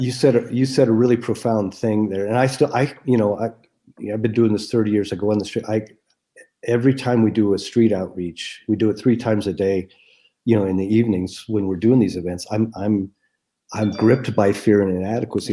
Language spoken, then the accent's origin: English; United States; as an American